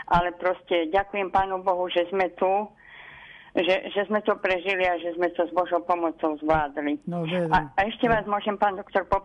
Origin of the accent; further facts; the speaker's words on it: Levice, Nitra Region, Slovakia; ako keď sme boli deti a sme cestovali treba z Levíc do na Hronskú Dubravu, že tie vlaky, viete, boli také sadzové